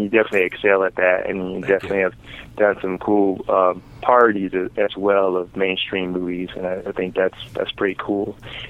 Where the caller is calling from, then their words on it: Illinois, United States; Hey, what's up, James? … from Illinois.